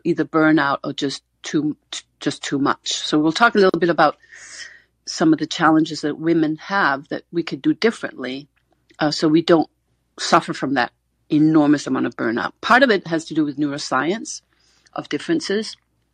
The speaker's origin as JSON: {"language": "English", "country": "Denmark", "said": "I'm from Denmark"}